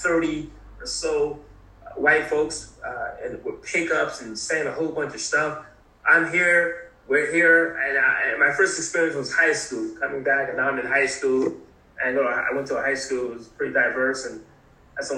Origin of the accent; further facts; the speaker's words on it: New Haven, Connecticut, United States; also born or lived in South Carolina; as a teenager going to South Carolina from the north, New Haven, Connecticut. And so again, I was born in South Carolina, lots of family down there.